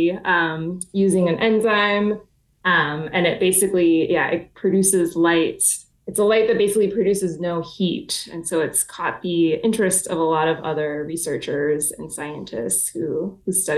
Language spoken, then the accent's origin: English; Southeast, United States; moved away; I grew up in the Southeast and we grew up calling them lightning bugs